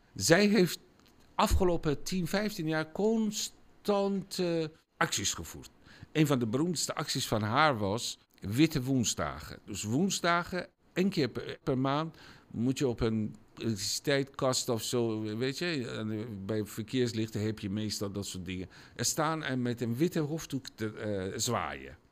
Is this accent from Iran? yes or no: yes; Iran; Dutch is a second language; moved away as an adult; now in Netherlands; het land waar ik vandaan kom